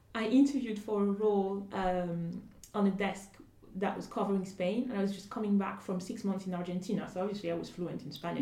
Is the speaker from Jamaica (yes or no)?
no; Côte d’Ivoire; I grew up in in Ivory Coast